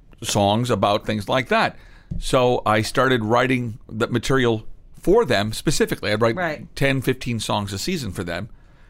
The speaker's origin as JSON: {"language": "English", "region": "Midwest", "country": "United States", "said": "I'm being from the Midwest"}